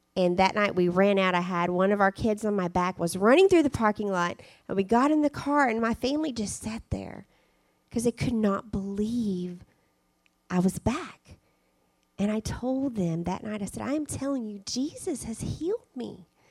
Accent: Arkansas, United States; moved away as an adult; also born or lived in Spain; we love the fact that we're from Arkansas, and now that we're back in Arkansas

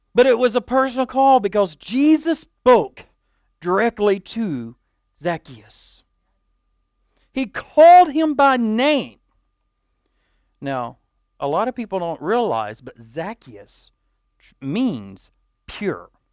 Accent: Dumas, Texas, United States; At eleven years old, I was a young man growing up in Dumas

